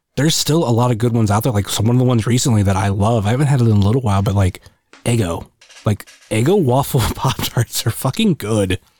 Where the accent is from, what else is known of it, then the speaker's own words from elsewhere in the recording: Akron, Ohio, United States; I'm more from the Akron area